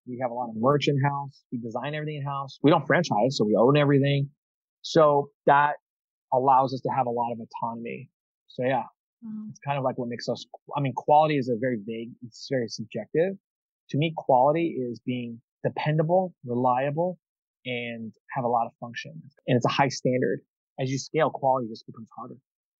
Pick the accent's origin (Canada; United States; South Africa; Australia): United States; I'm American